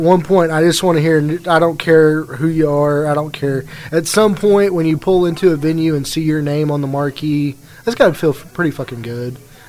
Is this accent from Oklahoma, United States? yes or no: yes; Oklahoma, United States; We are the boys from Oklahoma, but we're bringing it back. We're bringing it back to Oklahoma is what we're doing.